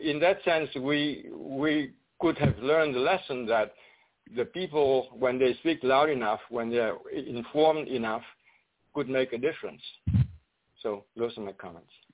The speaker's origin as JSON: {"language": "English", "country": "Vietnam", "tie": "born or raised there", "moved": "yes", "said": "I was born in Vietnam and uh, uh lived in Vietnam uh, during the uh, U.S. war there"}